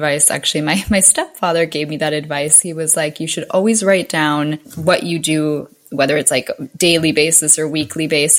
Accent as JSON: {"language": "English", "country": "Argentina", "said": "I'm Argentinian"}